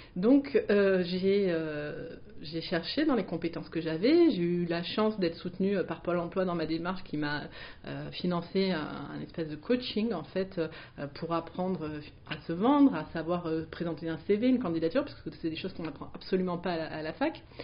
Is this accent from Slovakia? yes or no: no; Marseille, Provence-Alpes-Côte d'Azur, France; je suis marseillaise